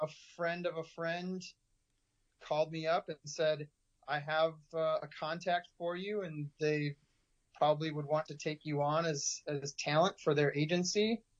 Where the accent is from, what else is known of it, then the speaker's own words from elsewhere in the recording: Detroit, Michigan, United States; moved away as an adult; now in Los Angeles, United States; I'm from the Midwest. Midwest, yeah, right. Well, first of all, the Midwest has winter. And so I got tired of winter in Detroit, Michigan.